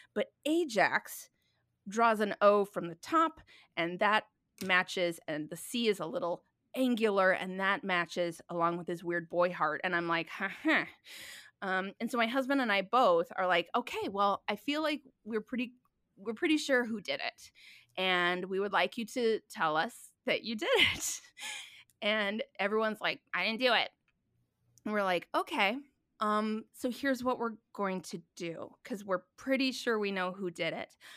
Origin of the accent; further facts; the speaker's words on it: Minnesota, United States; moved away; also born or lived in New York City; I'm from Minnesota originally